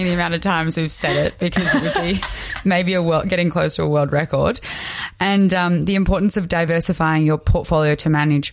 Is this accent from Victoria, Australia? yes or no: yes; Victoria, Australia; we're from Vic and we're in a pretty drastic lockdown last year